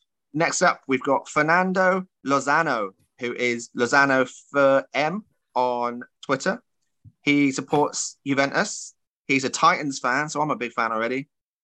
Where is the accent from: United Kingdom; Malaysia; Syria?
United Kingdom; Bristol, South West England; moved away; It was my first venture back to my hometown promotion post-pandemic.